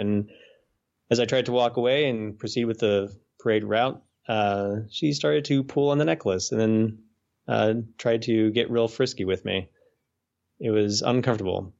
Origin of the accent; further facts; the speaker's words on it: Dayton, Ohio, United States; now in Little Rock, United States; where we grew up in Dayton